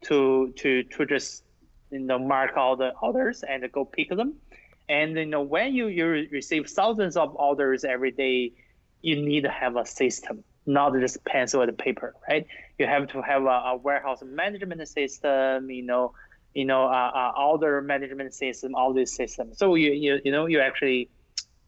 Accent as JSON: {"language": "English", "country": "China", "tie": "born or raised there", "moved": "yes", "lives_now": "United States", "said": "I grew up in China"}